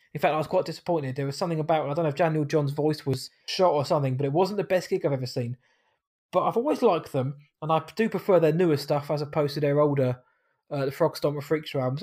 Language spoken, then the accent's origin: English; England, United Kingdom; I'm an English man